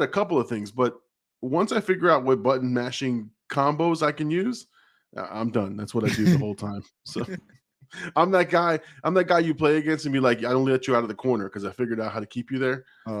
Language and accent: English; Manville, United States; So I'm from Manville, and graduation has like 90 kids. This town is the same size.